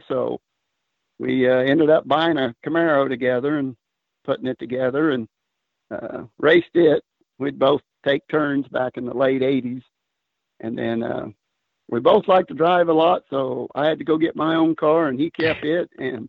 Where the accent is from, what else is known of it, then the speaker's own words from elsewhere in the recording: Augusta, Kansas, United States; Well, I grew up in Augusta, Kansas